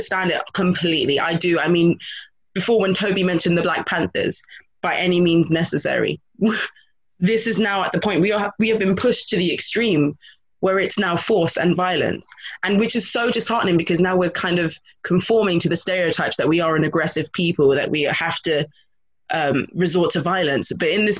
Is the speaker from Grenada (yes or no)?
yes; Grenada; I'm from a small Caribbean island. I'm from Grenada